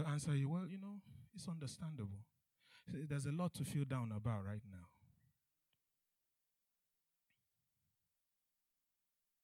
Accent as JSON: {"language": "English", "country": "Nigeria", "said": "I'm Nigerian"}